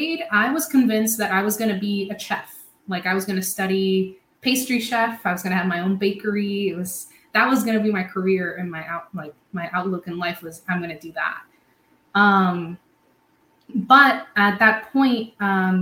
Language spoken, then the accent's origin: English; Puerto Rico; moved away as an adult; also born or lived in Providence, United States; now in United States; I'm born and raised in Puerto Rico